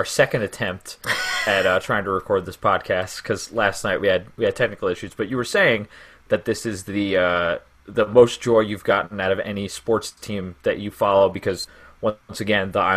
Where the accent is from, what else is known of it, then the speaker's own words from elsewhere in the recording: Mount Sinai, New York, United States; I am from Mount Sinai. I have lived there my whole life. Deep Suffolk